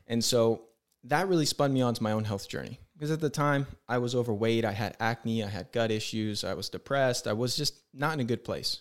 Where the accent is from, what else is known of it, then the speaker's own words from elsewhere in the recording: San Diego, California, United States; I'm from San Diego.